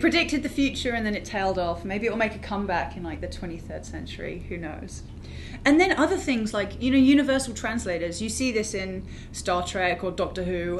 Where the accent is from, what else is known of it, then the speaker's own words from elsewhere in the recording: United Kingdom; moved away; also born or lived in London / New York; I'm from the UK